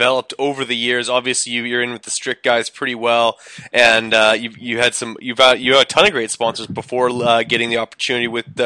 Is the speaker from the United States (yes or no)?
no; Winnipeg, Manitoba, Canada; I'm from Winnipeg.